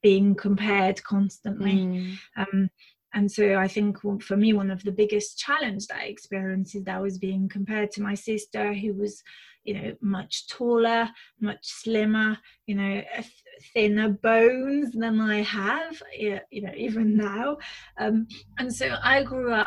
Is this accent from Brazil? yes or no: no; France; moved away; I was born and raised in France, to amazing parents